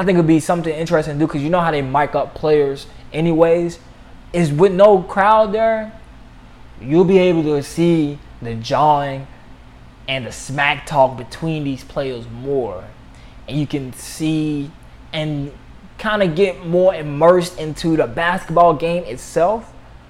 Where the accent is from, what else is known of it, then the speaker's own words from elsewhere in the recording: Louisville, Kentucky, United States; my hometown of Louisville